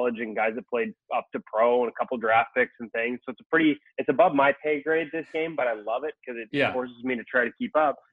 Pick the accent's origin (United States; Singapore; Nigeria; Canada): Canada; Vancouver, British Columbia; here in Vancouver, my hometown